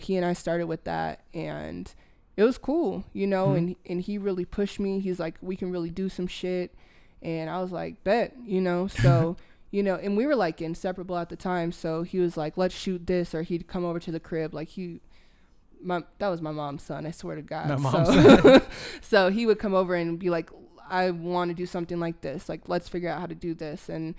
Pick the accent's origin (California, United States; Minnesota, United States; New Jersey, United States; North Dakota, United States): Minnesota, United States; Minneapolis; moved away as an adult; now in Denver, United States; I'm initially from Minneapolis, Minnesota.